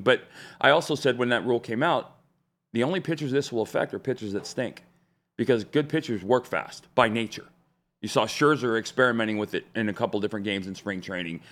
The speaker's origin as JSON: {"language": "English", "region": "Arizona", "country": "United States", "tie": "born or raised there", "moved": "yes", "lives_now": "Nashville, United States", "said": "I grew up in Arizona"}